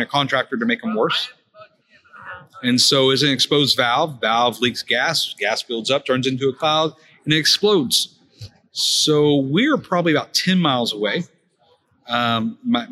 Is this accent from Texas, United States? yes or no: yes; Houston, Texas, United States; I'm from the Houston area. Born and raised, by the way, fifth generation Texan